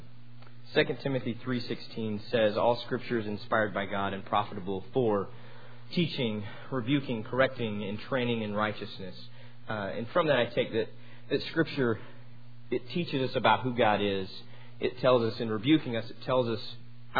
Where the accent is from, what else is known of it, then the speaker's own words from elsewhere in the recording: Amarillo, Texas, United States; I'm from Amarillo